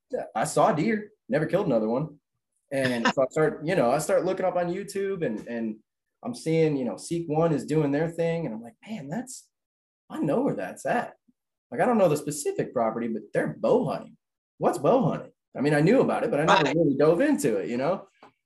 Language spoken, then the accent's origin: English; Lawrenceville, Georgia, United States; I grew up in Lawrenceville. So that's 30 minutes from Alpharetta, you know, that whole North Fulton area.